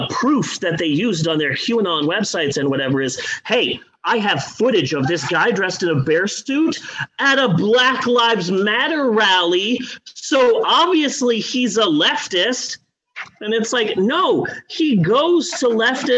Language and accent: English; Phoenix, Arizona, United States; moved away; growing up in Phoenix